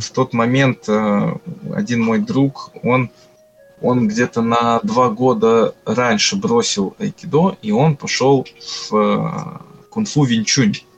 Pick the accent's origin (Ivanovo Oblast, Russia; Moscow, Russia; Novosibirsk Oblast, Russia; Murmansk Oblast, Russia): Ivanovo Oblast, Russia; Ivanovo; now in Kursk, Russia; Я вообще не из Курска, я приехал с города Иваново.